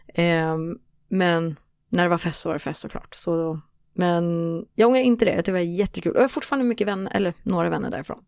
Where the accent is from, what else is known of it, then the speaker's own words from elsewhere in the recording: Stockholm, Stockholm County, Sweden; also born or lived in Costa Rica; jag växte upp i Råcksta